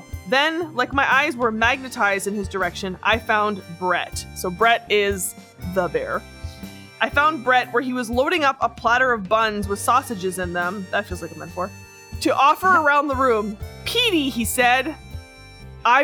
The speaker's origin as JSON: {"language": "English", "country": "Australia", "said": "when I go overseas, I'm known as a koala bear because I'm from Australia."}